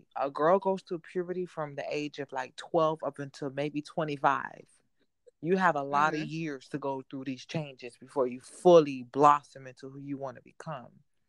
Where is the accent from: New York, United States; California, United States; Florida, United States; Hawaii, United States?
Florida, United States; Miami; But my story starts out, I'm from Miami, Florida, born and raised. My parents are from the islands. My mom is Jamaican. My father's Haitian. So I grew up in a very... island background.